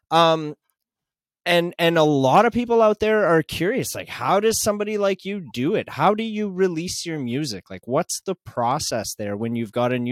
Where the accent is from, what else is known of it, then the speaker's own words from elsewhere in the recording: Regina, Saskatchewan, Canada; from Regina, Saskatchewan.